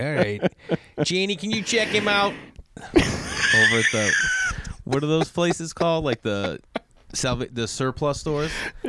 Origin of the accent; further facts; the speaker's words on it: outside of Boston, Massachusetts, United States; now in Los Angeles, United States; where I grew up outside of Boston